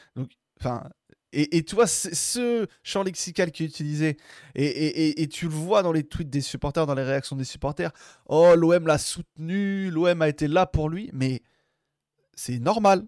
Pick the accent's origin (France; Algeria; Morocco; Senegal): Algeria; on est algérien.